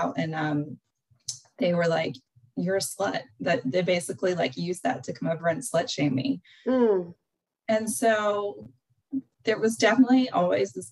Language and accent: English; Western North Carolina, United States; I grew up in Western North Carolina, which is my accent.